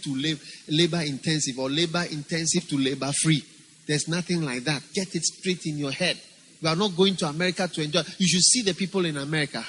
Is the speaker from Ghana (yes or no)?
yes; Ghana; I'm not from India. I'm from Ghana